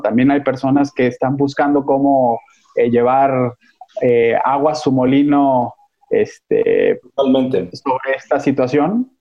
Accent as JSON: {"language": "Spanish", "region": "Jalisco", "country": "Mexico", "moved": "yes", "lives_now": "Mexico City, Mexico", "said": "yo soy jalisciense, aunque actualmente vivo en, en la Ciudad de México"}